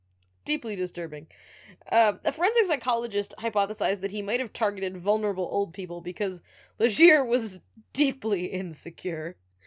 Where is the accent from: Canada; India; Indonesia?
Canada; Moncton, New Brunswick; born there; And the hospital he was taken to in Moncton is in the French network, not the English network. Because I was born on the English side.